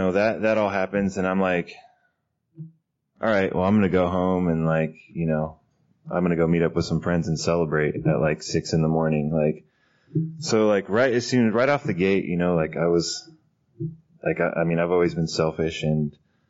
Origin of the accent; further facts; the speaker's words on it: Fresno, California, United States; now in Sacramento, United States; I grew up in Fresno, California